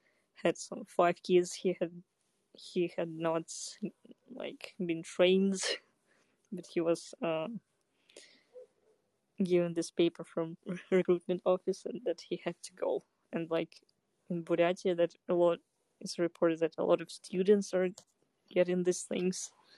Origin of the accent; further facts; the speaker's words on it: Kazakhstan; moved away; also born or lived in Russia; No, I was born in Kazakhstan, but I lived yeah, in Russia.